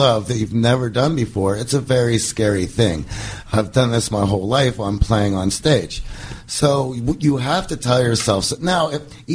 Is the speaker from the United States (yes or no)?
yes; Pittsburgh, Pennsylvania, United States; I grew up in Pittsburgh